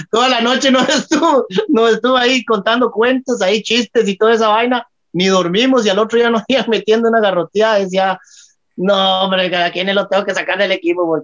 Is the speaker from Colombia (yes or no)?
yes; Río Frío, Colombia; yo soy allá del papiol yo, eso lo hicieron en Guapeli, yo soy de Río Frío, es media hora de ahí, de Guapeli.